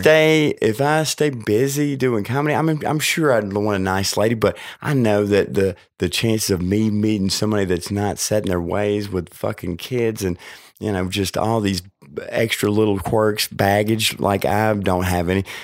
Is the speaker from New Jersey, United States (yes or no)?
no; New Orleans, Louisiana, United States; accent: like Paula Deen; I was born in New Orleans